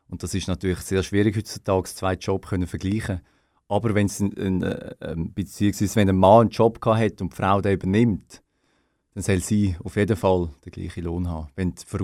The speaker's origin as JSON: {"language": "German", "country": "Switzerland", "said": "wir als Schweizer können uns da natürlich nicht loben. Wir haben einen der grössten CO2-Fußabdrücke."}